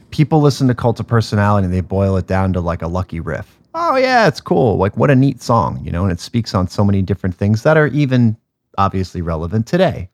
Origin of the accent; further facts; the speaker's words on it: North Shore of Long Island, New York, United States; I'm a kid from the North Shore, of Long Island.